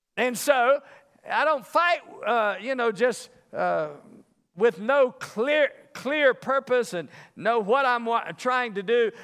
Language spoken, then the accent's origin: English; the South, United States; now in Las Vegas, United States; I'm from the South.